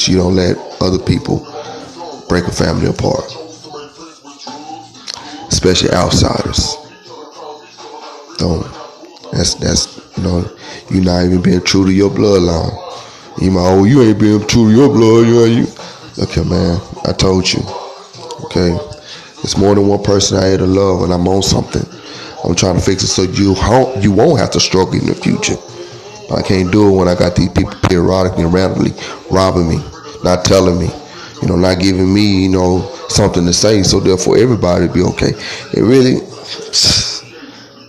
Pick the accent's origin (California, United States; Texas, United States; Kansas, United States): Texas, United States; we're American. We're American people. North American people. Texans